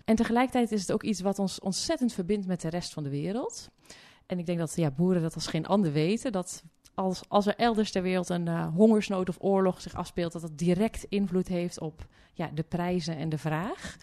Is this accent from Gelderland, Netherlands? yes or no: no; Hulst, Zeeland, Netherlands; ik kom uit eh, Zeeuws-Vlaanderen